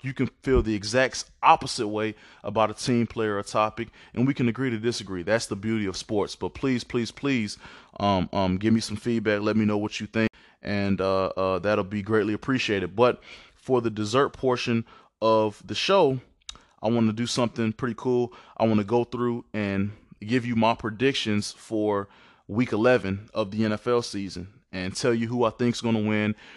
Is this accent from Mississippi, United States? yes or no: yes; Mississippi, United States; moved away; I'm originally from Mississippi.